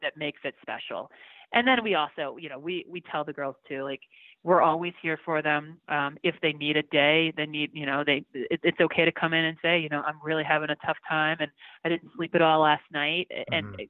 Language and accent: English; Baltimore, Maryland, United States; moved away as an adult; now in Denver, United States; I grew up in Baltimore, so I feel like everybody kind of is, is born with a lacrosse stick in their hand back there.